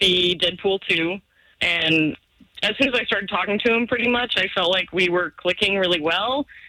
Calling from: Sanford, United States; I'm calling from Sanford.

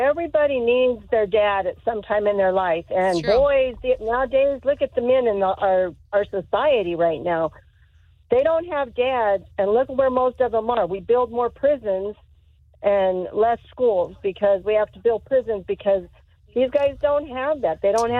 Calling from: Deltona, Florida, United States; I'm calling from Deltona.

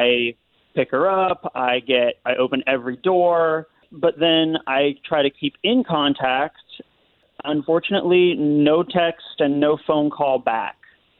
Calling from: Castleberry, United States; I'm from Castleberry.

